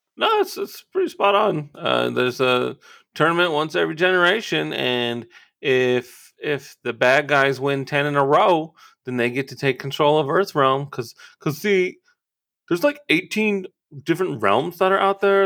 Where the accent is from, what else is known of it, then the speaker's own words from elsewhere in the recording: Twentynine Palms, California, United States; my hometown of Twenty-Nine Palms